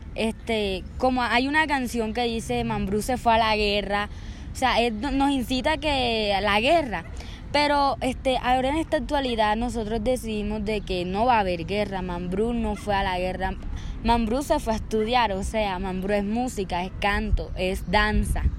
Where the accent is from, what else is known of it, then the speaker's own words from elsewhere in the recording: Sincelejo, Sucre, Colombia; vengo de la ciudad de Cincelejo, vivo en el barrio Antonio Nariño